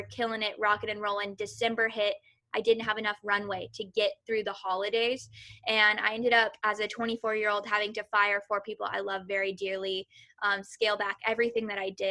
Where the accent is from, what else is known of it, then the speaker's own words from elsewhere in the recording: Kentucky, United States; moved away as an adult; also born or lived in San Francisco; now in Los Angeles, United States; I'm originally from Kentucky. So I am a Southern girl at heart, through and through